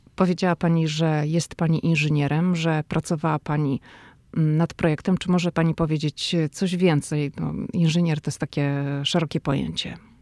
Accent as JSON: {"language": "Polish", "town": "Szczecin", "region": "West Pomeranian Voivodeship", "country": "Poland", "moved": "as an adult", "lives_now": "Washington, United States", "said": "dziewczyna ze Szczecina, która wylądowała w Waszyngtonie."}